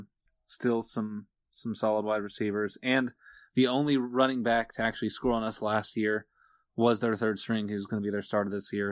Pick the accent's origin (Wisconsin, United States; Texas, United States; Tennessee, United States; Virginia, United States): Virginia, United States; Lynchburg was, what, about thirty-five minutes away from where I grew up in Virginia